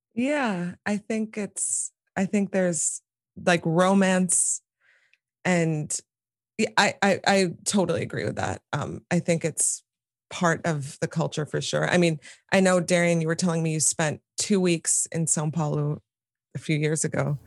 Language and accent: English; New York City, New York, United States; here in Manhattan where I live and where I grew up.